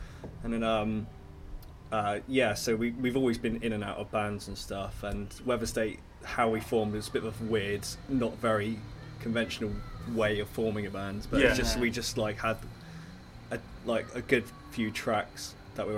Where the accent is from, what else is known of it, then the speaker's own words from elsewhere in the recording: Weymouth, South West England, United Kingdom; also born or lived in Bristol; We're all from Weymouth